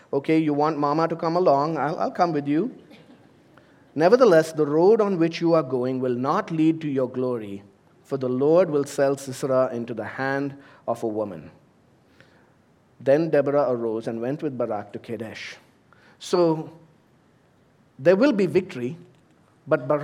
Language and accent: English; India; moved away as an adult; also born or lived in United States; now in United Arab Emirates; I've served in ministry in my home country in India